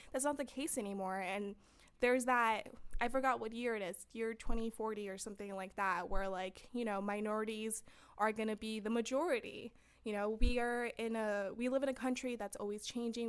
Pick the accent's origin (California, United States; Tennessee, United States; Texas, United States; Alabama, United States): California, United States; San Fernando; I'm from San Fernando, and you know, we didn't have people going to college